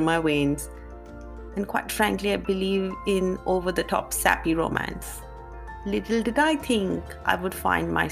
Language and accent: English; India; Growing up as an Indian girl